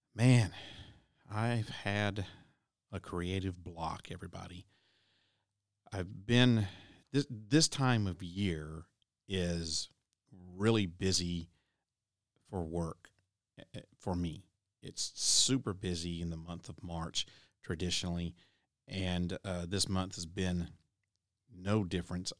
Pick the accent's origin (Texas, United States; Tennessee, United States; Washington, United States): Tennessee, United States; here in my home state of Tennessee